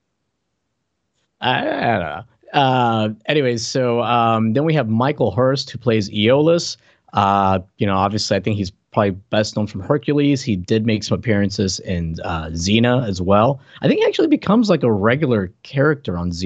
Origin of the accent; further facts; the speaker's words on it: Puerto Rico; English is a second language; moved away; I'm from Puerto Rico originally.